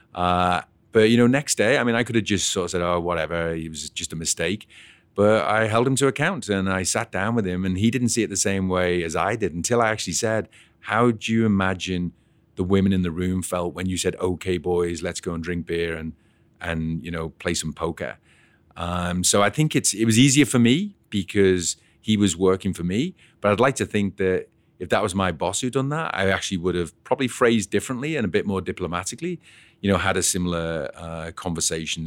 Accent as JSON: {"language": "English", "town": "Liverpool", "region": "North West England", "country": "United Kingdom", "tie": "born or raised there", "moved": "yes", "lives_now": "Canada", "said": "I was actually born and bred in Liverpool"}